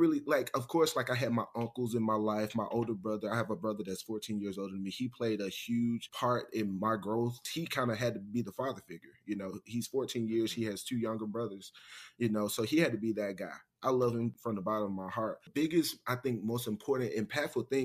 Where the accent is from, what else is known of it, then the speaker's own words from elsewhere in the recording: Mobile, Alabama, United States; now in Washington, D.C., United States; Growing up in Alabama, growing up in Mobile, I would never take that back, especially living in a city like DC now